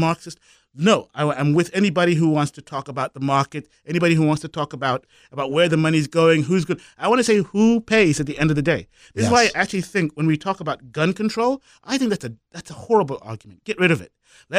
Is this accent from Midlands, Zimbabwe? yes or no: yes; Kwekwe, Midlands, Zimbabwe; now in United States; I'm from Zimbabwe originally. I was born in an African-only hospital in what was the mining town in Zimbabwe. It was called Kwekwe